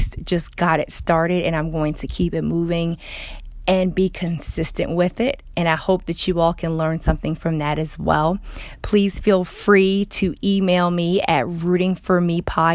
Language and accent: English; Baltimore, Maryland, United States; moved away as an adult; also born or lived in North Carolina / Georgia / California; I'm from Baltimore, Maryland